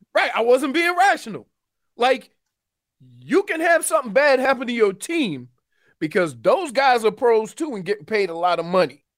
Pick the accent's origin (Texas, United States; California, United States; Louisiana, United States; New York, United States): Louisiana, United States; New Orleans; moved away; my hometown team, the Saints